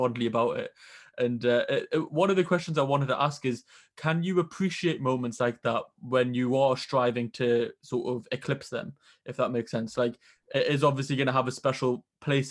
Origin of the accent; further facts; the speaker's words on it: Newcastle upon Tyne, North East England, United Kingdom; I'm from Newcastle